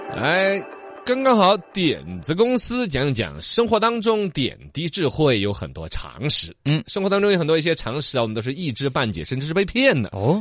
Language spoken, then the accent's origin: Chinese; China; 我们中国人不怎么吃